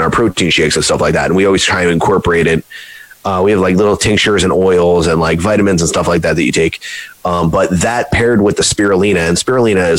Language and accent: English; United States; I was born in America